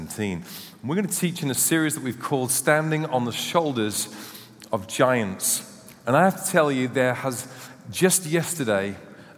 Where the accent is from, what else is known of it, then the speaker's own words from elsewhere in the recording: United Kingdom; We are British